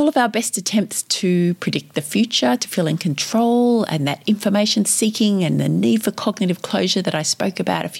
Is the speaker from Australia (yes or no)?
yes; Victoria, Australia; here in my home state of Victoria